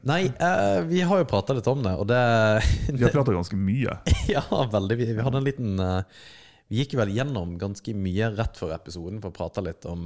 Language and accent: Norwegian; Germany; now in Norway; Jeg er tysker.